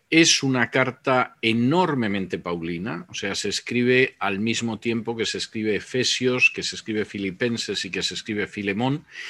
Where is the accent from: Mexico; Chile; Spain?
Spain; moved away; mi país de origen, que, que es España